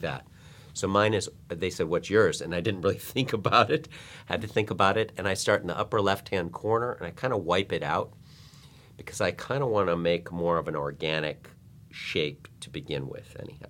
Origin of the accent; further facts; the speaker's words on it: Chicago, Illinois, United States; now in Los Angeles, United States; I grew up in Chicago